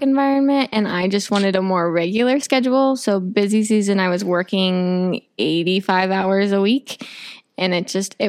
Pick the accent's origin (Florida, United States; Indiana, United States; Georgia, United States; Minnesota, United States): Indiana, United States; Nappanee; moved away as an adult; also born or lived in Winona Lake, Indiana; now in Columbia City, United States; I'm from Napanee, Indiana. I went to high school at Northwood